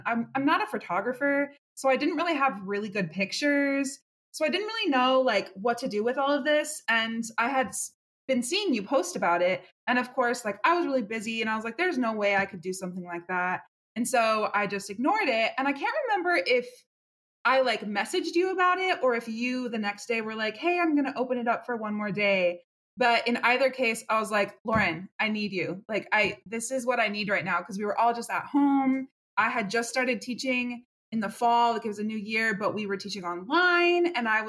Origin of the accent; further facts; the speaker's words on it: Portland, Oregon, United States; now in Houston, United States; I'm originally from Portland, Oregon, but I currently live in Houston, Texas. I have a long story of moving all over the place